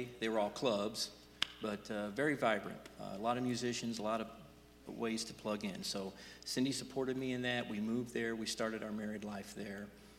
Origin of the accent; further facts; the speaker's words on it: Louisville, Kentucky, United States; I was from the Indiana side of the Ohio River, Louisville, Kentucky.